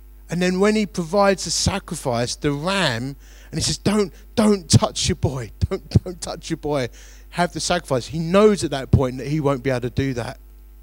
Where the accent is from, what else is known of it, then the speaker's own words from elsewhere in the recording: Romford, London, United Kingdom; growing up in Romford